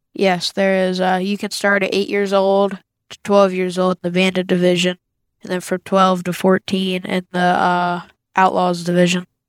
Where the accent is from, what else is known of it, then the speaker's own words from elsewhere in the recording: Green Bay, Virginia, United States; I'm from Green Bay, Virginia